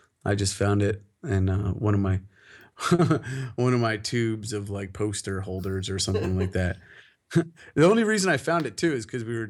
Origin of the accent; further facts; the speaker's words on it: Winfield, United States; moved away; just because I'm from Winfield.